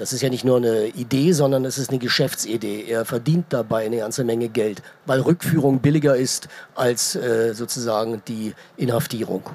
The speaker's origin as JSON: {"language": "German", "country": "Germany", "tie": "born or raised there", "said": "Ich bin in der DDR groß geworden"}